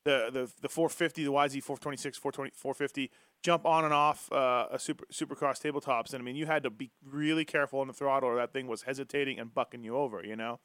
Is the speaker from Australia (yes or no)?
no; Canada; I'm Canadian